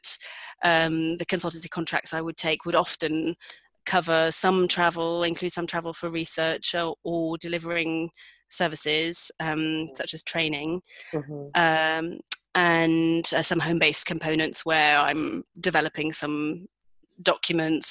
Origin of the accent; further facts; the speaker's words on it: United Kingdom; moved away as an adult; also born or lived in Madrid / London; now in Pyrenees; I decided I wanted to move back to London at first, because I'm British